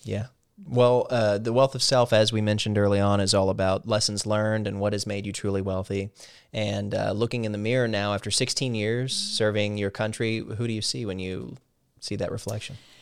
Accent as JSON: {"language": "English", "region": "Midwest", "country": "United States", "moved": "yes", "said": "being from the Midwest"}